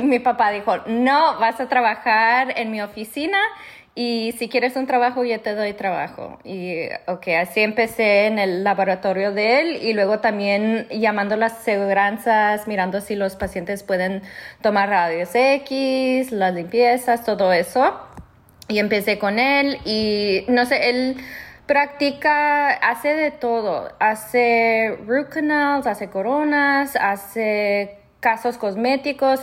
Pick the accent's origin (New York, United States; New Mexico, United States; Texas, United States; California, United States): New Mexico, United States; soy de Nuevo México, a un pueblo ya está como de tamaño mediano, pero poco chico.